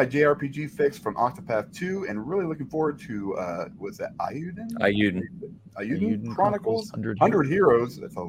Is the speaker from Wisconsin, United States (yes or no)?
no; Texas, United States; I'm not anti-gun. I'm very Texan.